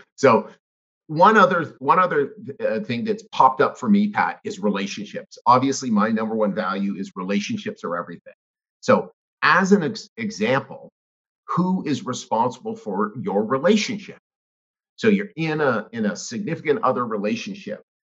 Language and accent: English; Canada; I grew up in Canada.